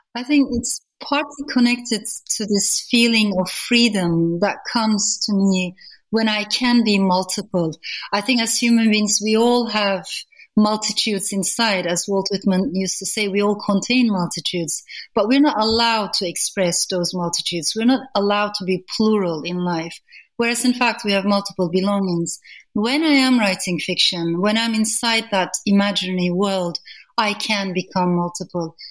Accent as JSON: {"language": "English", "country": "Turkey", "tie": "born or raised there", "moved": "yes", "lives_now": "United Kingdom", "said": "growing up in Turkey."}